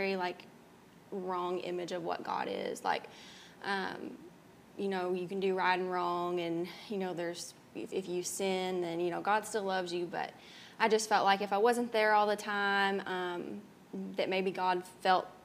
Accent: Murray, United States; I love growing up in Murray

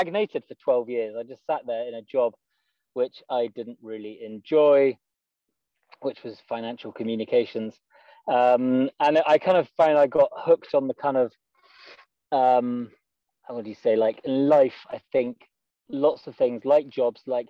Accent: just outside Edinburgh, Scotland, United Kingdom; moved away as an adult; also born or lived in London; I am from Scotland, born just outside Edinburgh, and I had a pretty good childhood.

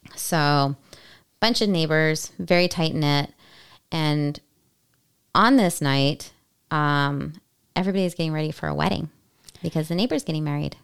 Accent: California, United States; we are from California

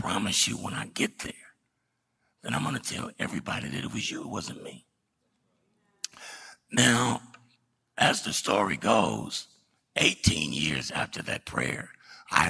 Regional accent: Dallas, Texas, United States; I was born in West Dallas

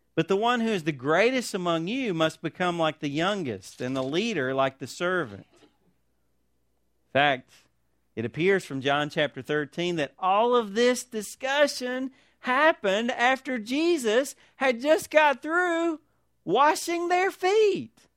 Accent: United States; as Christians, as American Christians

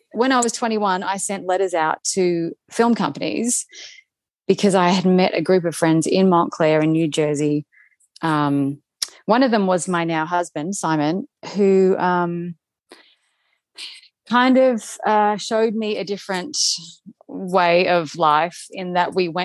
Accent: Melbourne, Victoria, Australia; moved away as an adult; also born or lived in Sweden; now in Los Angeles, United States; I am from Melbourne in Australia

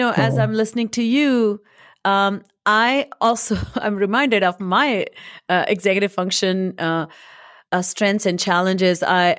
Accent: India; English is a second language; now in United States; But I think when I came from India to US

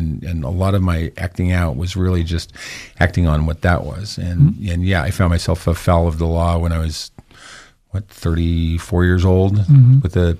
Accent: Idaho Falls, Idaho, United States; also born or lived in Logan, Utah / Sweden; I was born in Idaho Falls in 1965 to very young parents. Mm-hmm. I grew up in Idaho Falls in Logan, Utah. I came from a very faithful home of, you know, all my ancestors are Mormons.

